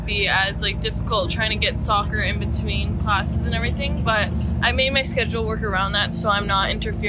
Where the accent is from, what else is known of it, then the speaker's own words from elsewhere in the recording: just outside of Toronto, Ontario, Canada; moved away; from just outside of Toronto, and I'm a freshman.